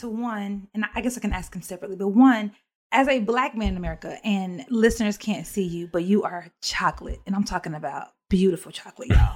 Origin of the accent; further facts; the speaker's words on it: Alabama, United States; moved away as an adult; I moved away from Alabama and um, started my own adult life